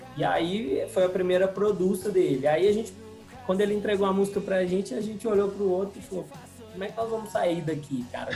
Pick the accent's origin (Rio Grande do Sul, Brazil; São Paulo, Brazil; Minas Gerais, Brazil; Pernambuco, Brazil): Minas Gerais, Brazil; Ponto Baixo; also born or lived in São João del-Rei / Divinópolis; now in Belo Horizonte, Brazil; morei em São Del Rey, sou de Ponto Baixo, eu morei em Divinópolis